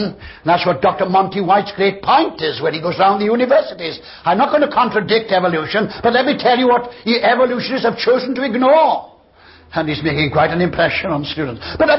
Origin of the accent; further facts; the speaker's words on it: Wales, United Kingdom; And of course I'm a step above you because I come from Wales.